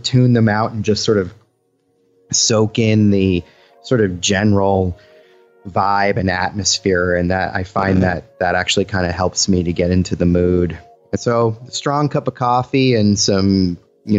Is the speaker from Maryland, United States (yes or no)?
no; Boston, Massachusetts, United States; now in California, United States; I'm originally from Boston